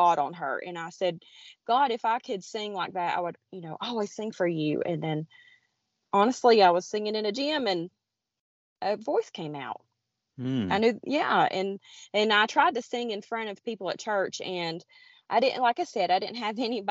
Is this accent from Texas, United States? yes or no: no; Blue Ridge Mountains of North Carolina, United States; I am from the Appalachian Mountains or the Blue Ridge Mountains of North Carolina. I am right near Grandfather Mountain